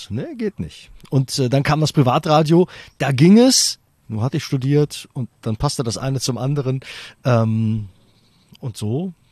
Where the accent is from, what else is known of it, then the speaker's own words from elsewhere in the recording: Düsseldorf, North Rhine-Westphalia, Germany; Ähm, ich bin in äh, Düsseldorf äh, geboren {S255} Ach, {S0} bin auch als äh, Düsseldorfer und äh, Fortuna-Fan sozialisiert worden.